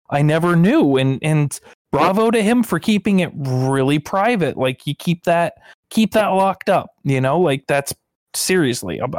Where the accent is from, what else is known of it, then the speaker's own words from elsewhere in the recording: Pennsylvania, United States; moved away; I'm originally from Pennsylvania